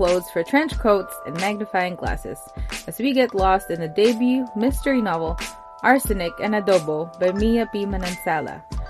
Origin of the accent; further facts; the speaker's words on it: Philippines; I am Filipino.